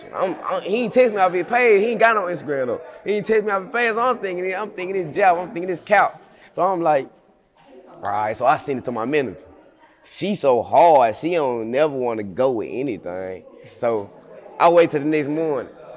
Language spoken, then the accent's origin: English; United States; also born or lived in Memphis, Tennessee / Osceola, Arkansas; I'm from Memphis slash Osceola. I stay in Osceola